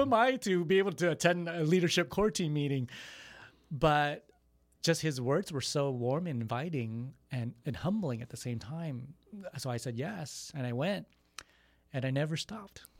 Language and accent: English; Texas, United States; I was born in Texas